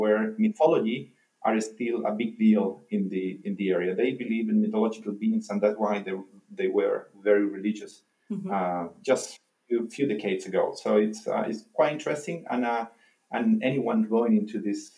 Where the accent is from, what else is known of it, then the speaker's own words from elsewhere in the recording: Santiago, Santiago Metropolitan Region, Chile; also born or lived in Lake District, Chile; I grew up in Santiago, I spent most of my time of being young and a teenage in the Lake District